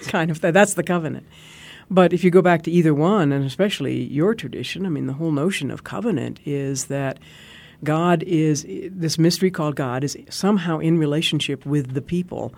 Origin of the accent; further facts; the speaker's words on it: Arizona, United States; I'm from Arizona